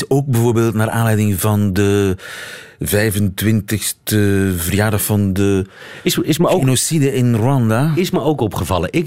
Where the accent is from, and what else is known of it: Netherlands; moved away as an adult; also born or lived in Beirut; now in Brussels, Belgium